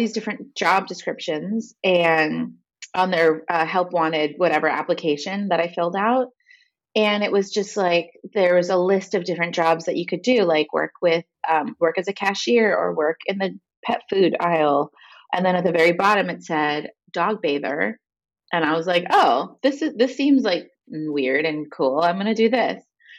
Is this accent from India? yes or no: no; Los Angeles, California, United States; I grew up like in a few places, Van Nuys, Granada Hills, and I went to school in Tarzana